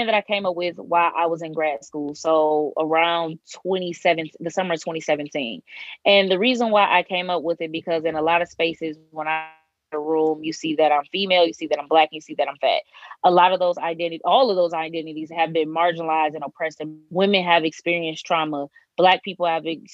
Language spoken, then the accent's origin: English; Detroit, Michigan, United States; moved away as an adult; now in Bloomington, United States; I'm originally from Detroit, Michigan. I am currently in Bloomington, Indiana